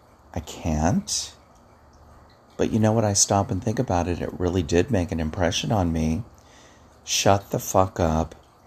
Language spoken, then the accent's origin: English; Hawaii, United States; I was telling a client the other day about when I grew up in Hawaii. My father was in the military, and we traveled all over.